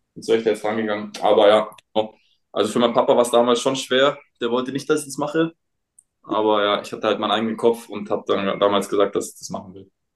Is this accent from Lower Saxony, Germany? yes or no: no; Munich, Bavaria, Germany; ich komme ja aus München